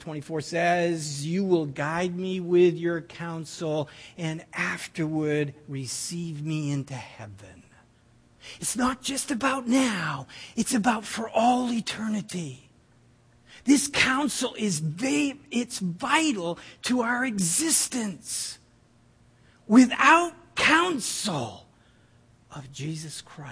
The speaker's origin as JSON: {"language": "English", "region": "New Brunswick", "country": "Canada", "said": "We're from New Brunswick"}